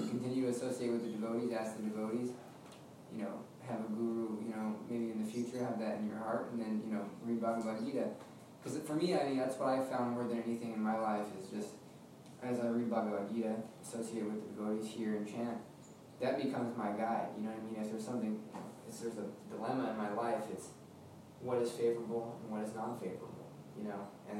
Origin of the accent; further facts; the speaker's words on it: Sedona, Arizona, United States; especially where I was from Sedona.